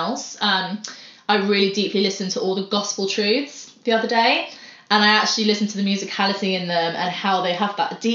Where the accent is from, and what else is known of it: United Kingdom